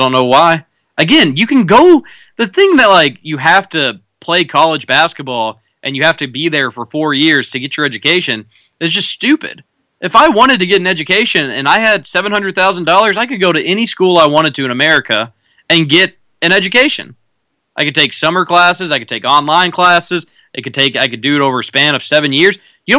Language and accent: English; Louisville, Kentucky, United States; But I grew up in Louisville. I lived in Louisville. I decided I wanted to continue my athletic playing career at Louisville.